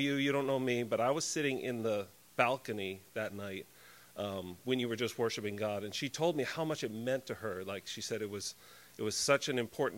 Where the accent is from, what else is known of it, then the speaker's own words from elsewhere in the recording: Connecticut, United States; I grew up in Connecticut in a Christian home